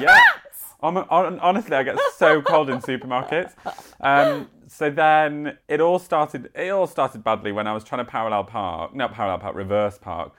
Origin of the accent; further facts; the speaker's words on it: Yorkshire and the Humber, United Kingdom; I'm from Yorkshire